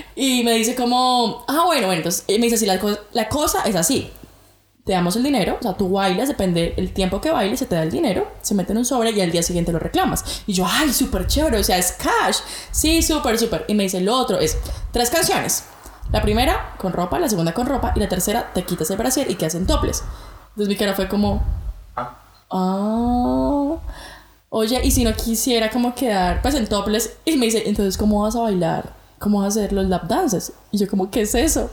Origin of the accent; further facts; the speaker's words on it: Bogotá, Colombia; accent: rolo; moved away as an adult; now in Brisbane, Australia; colombiana, de Bogotá, Colombia. Bueno, ustedes saben que Colombia tiene muchísimos acentos y pues nada, rola, rola.